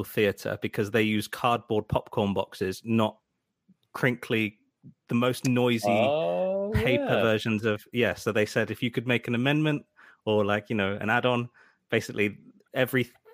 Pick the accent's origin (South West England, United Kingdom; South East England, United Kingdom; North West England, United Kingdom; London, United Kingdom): South West England, United Kingdom; Swindon; my hometown of Swindon